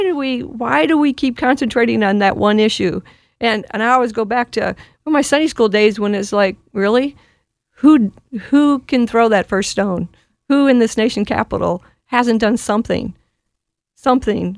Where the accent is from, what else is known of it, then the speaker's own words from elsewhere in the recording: Wisconsin, United States; I'm from Wisconsin